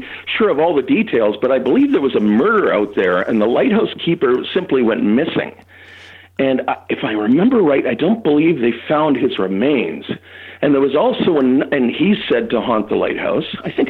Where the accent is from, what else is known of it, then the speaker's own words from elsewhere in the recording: Toronto, Ontario, Canada; Well, no, but I grew up in Toronto, so I'd love to hear it.